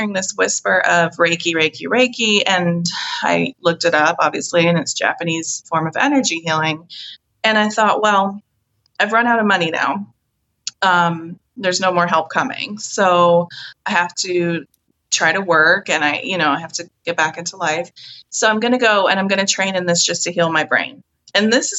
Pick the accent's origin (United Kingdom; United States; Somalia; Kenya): United Kingdom; Scotland; I'm from Scotland